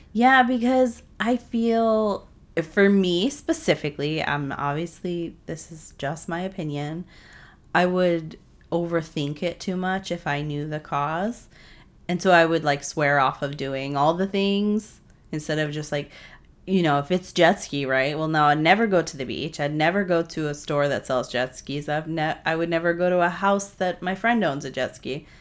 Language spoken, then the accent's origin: English; New England, United States; I grew up in New England.